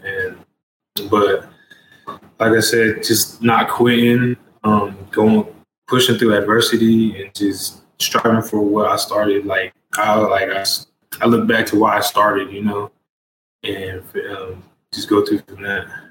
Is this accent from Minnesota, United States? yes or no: no; Lawton, Oklahoma, United States; I am from Lawton, Oklahoma.